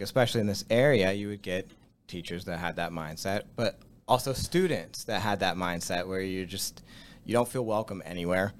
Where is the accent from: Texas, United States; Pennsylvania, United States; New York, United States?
Pennsylvania, United States; Latrobe; I grew up in Latrobe. Like, I lived here my whole